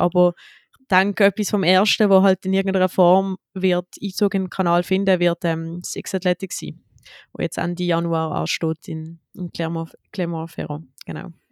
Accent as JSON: {"language": "German", "country": "Switzerland", "said": "wir starten jetzt als Schweizer Mehrkampfteam"}